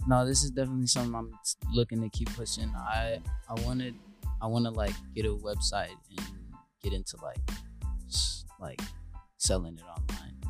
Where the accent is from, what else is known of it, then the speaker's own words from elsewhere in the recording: Rockford, Illinois, United States; now in Killeen, United States; Uh, I'm from Rockford, Illinois